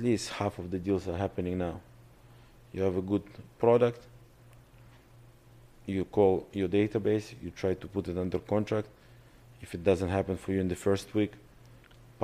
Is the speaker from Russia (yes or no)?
yes; Russia; accent: Russian; English is a second language; moved away; My father laughed on my Russian accent.